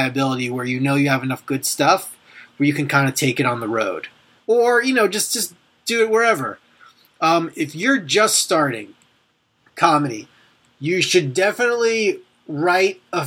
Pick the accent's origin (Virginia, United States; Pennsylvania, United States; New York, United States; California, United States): New York, United States; Long Island; I grew up on Long Island